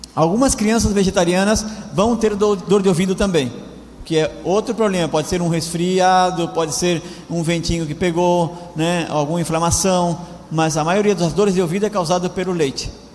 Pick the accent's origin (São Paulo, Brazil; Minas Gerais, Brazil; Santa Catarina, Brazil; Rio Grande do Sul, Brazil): Santa Catarina, Brazil; Laguna; moved away as an adult; also born or lived in Argentina; Faz pouco tempo que eu estou aqui na Argentina, eu sou do Brasil, venho de Laguna, uma cidade que nem, nem circular na cidade tem